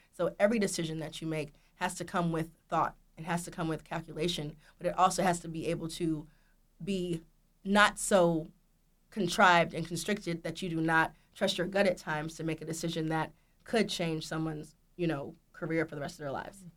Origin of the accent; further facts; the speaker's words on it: Marietta, Georgia, United States; I'm from Marietta, Georgia